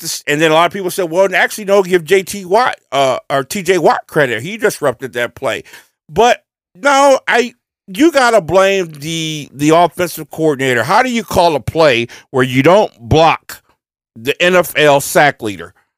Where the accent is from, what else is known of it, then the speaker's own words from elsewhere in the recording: Ohio, United States; We are from Ohio